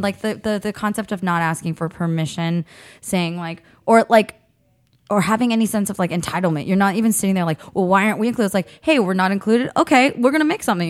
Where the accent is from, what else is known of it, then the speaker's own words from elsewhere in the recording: San Jose, California, United States; also born or lived in Cupertino, California; I grew up in San Jose and Cupertino